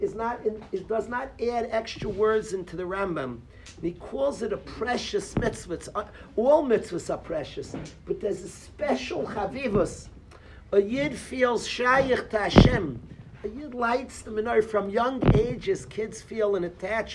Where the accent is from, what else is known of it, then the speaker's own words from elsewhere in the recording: Far Rockaway, New York, United States; I grew up in Farakway